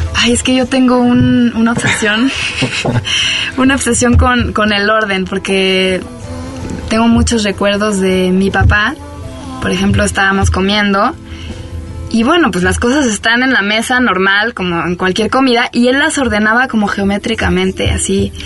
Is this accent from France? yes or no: yes; France; Spanish is a second language; moved away as an adult; also born or lived in Buenos Aires, Argentina; now in Mexico; Yo nací en Francia, soy francesa